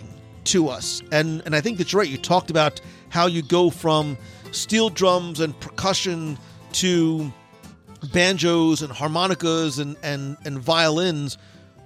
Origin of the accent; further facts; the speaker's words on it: New Jersey, United States; now in Florida, United States; I'm originally from Jersey